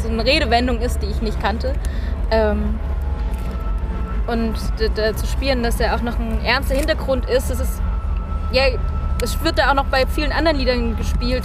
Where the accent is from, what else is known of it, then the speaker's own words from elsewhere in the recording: Germany; wir auch einfach als Deutsche